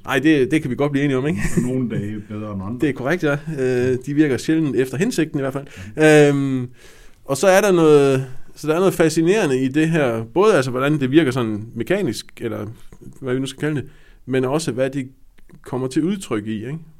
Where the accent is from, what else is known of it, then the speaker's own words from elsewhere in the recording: West Jutland, Central Denmark Region, Denmark; Jeg er jo vestjyde